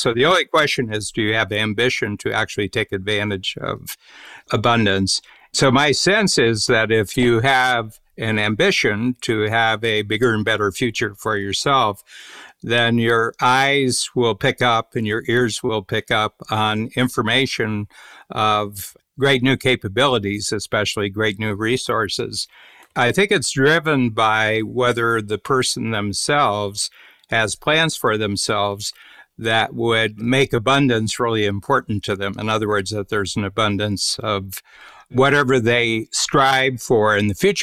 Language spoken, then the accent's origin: English; Ohio, United States; born or raised there; moved away as an adult; also born or lived in Washington, D.C.